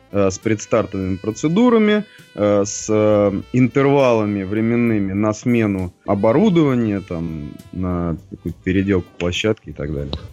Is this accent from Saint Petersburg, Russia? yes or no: no; Moscow, Russia; родился я в Москве